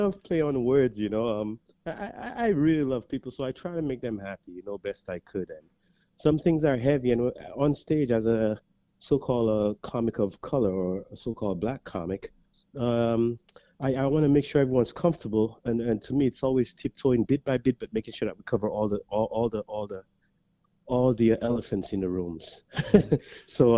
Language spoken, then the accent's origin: English; St. Lucia; now in Canada; I grew up in St. Lucia, Caribbean island St. Lucia